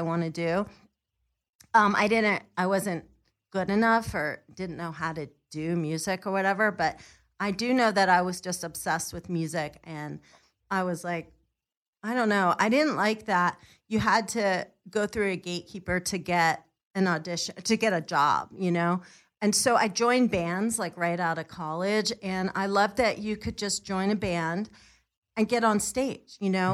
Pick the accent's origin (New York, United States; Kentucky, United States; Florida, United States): New York, United States; moved away as an adult; also born or lived in Pennsylvania; now in California, United States; I'm from New York